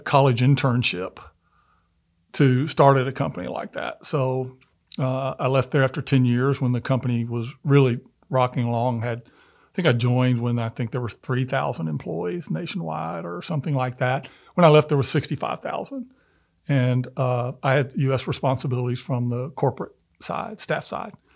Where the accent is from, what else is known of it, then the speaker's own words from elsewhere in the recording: Memphis, Tennessee, United States; I'm originally from Memphis and although I wasn't born there, but I grew up in the South